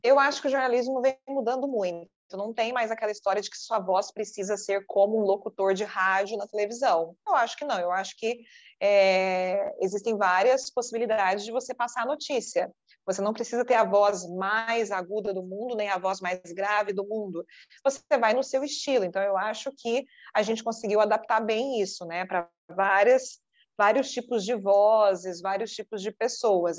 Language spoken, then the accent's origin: Portuguese; Poços de Caldas, Minas Gerais, Brazil; moved away as an adult; also born or lived in Campinas; Eu sou de Poços de Caldas, Minas Gerais